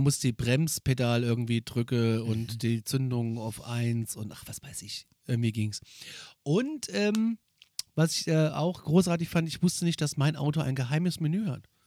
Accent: Northern Hesse, Germany; bei uns in Nordhessen

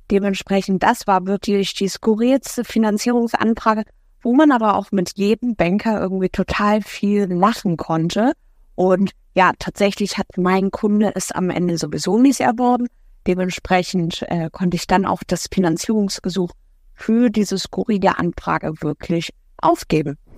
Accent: Hamburg, Germany; Ich komme aus Hamburg

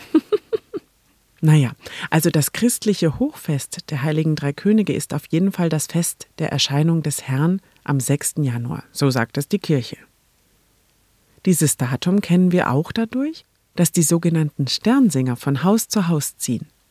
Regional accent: Neumarkt in der Oberpfalz, Bavaria, Germany; als Kind, war die Krippenausstellung im Reitstadel in meiner Heimatstadt Neumarkt in der Oberpfalz

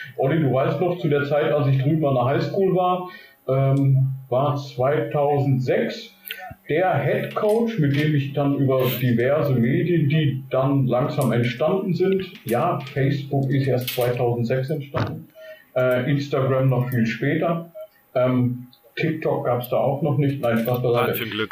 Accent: Germany; wo ich herkomme. Und ich sagte dann, good old Germany

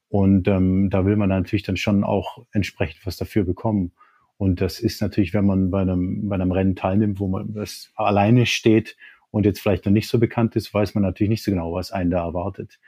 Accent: Germany; Ich, als Deutscher

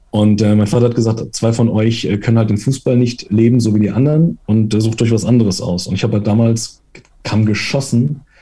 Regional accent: Italy; ich, ich versuche mich als Italiener kurz zu halten.

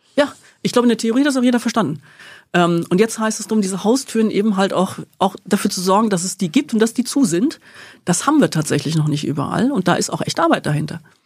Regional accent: Rhine-Main area, south of Frankfurt, Hesse, Germany; Im Rhein-Main-Gebiet, ähm, aber südlich von Frankfurt

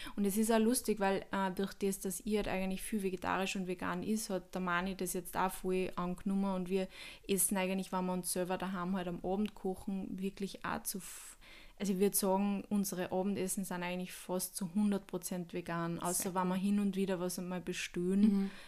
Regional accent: Upper Austria, Austria; Bei uns in Oberösterreich

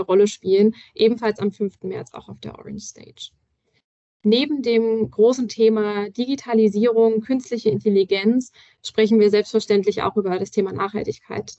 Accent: Berlin, Germany; Ich persönlich als Berlinerin kenne das natürlich auch

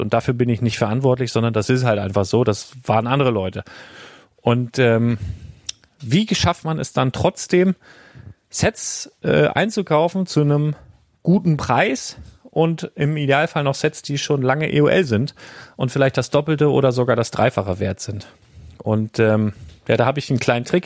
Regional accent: Germany; bei uns in Deutschland

